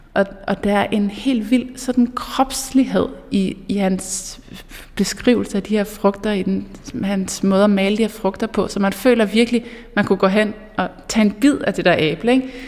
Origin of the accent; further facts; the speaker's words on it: Mols Bjerge, Central Denmark Region, Denmark; jeg er vokset op i Molsbjerg